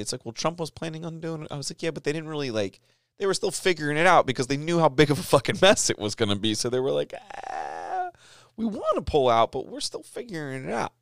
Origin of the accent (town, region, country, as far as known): United States